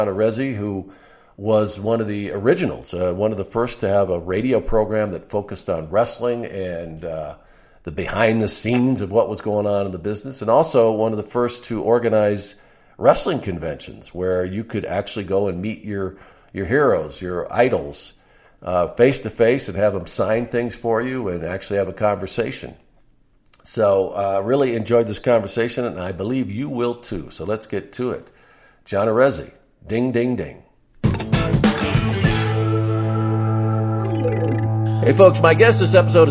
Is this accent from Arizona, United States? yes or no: yes; Arizona, United States; moved away as an adult; also born or lived in New York; I was this kid from Arizona